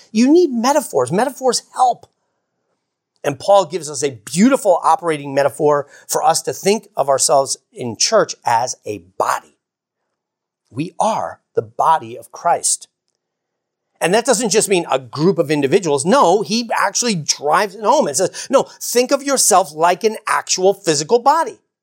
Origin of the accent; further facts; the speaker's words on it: United States; I grew up in America